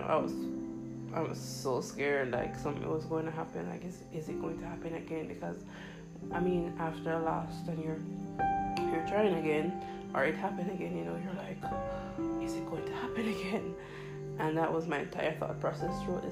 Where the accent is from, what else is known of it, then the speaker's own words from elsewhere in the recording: Jamaica; I'm Jamaican, we have potholes in our road